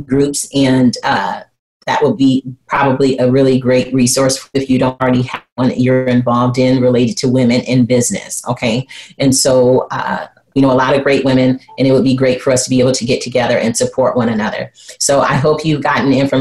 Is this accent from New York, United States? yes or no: no; Flint, Michigan, United States; growing up in Flint, Michigan, and how my parents used strategy, leadership, and success to raise me